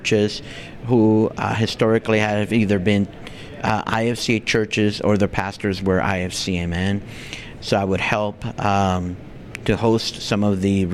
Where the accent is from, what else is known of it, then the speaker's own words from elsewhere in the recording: Los Angeles, California, United States; also born or lived in Bogota, Colombia; I grew up in the Los Angeles area.